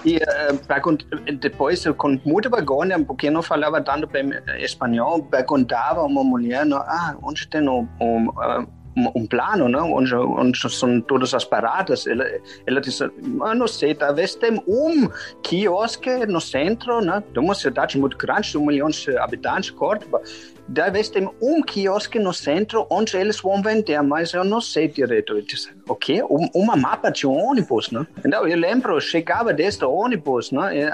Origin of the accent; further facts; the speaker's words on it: Germany; o estereotipo alemão é que a gente corta nas palavras